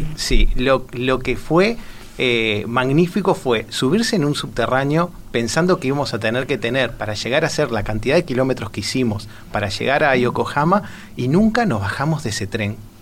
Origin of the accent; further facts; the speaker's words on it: Montevideo, Uruguay; soy de Montevideo, de la capital